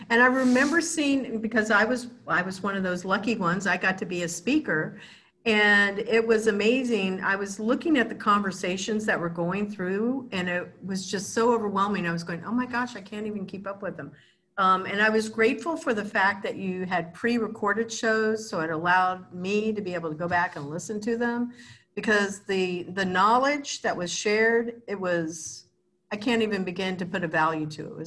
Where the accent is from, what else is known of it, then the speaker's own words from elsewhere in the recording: Kansas, United States; born there; also born or lived in Arizona / California; I was born in Kansas, but I've lived all over the United States, Arizona, California